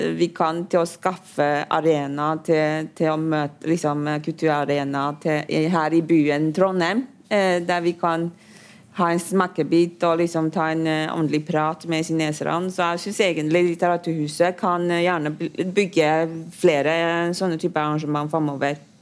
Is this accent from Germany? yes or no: no; Taiwan; now in Norway; jeg kommer jo fra Taiwan